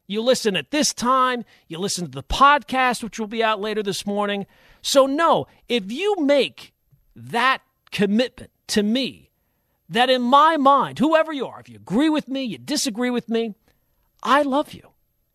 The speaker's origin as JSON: {"language": "English", "area": "Long Island", "region": "New York", "country": "United States", "tie": "born or raised there", "moved": "yes", "said": "I grew up on Long Island, was there for 30 years."}